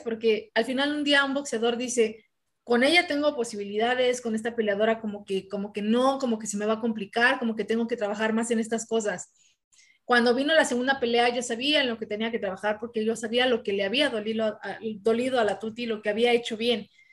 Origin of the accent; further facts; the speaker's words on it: Mexico; las mexicanas